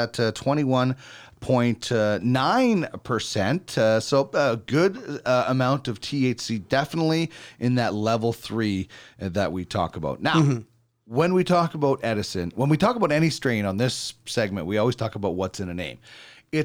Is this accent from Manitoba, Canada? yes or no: yes; Manitoba, Canada; I grew up in Manitoba and you had to wear so many layers of clothing